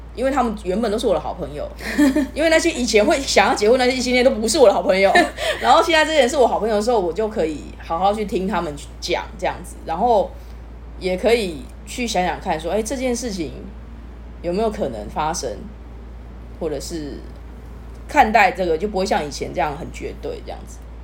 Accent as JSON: {"language": "Chinese", "region": "southern Taiwan", "country": "Taiwan", "tie": "born or raised there", "said": "我在南部啦，我小时候对。在南部，然后我家里也是比较劳工阶级的"}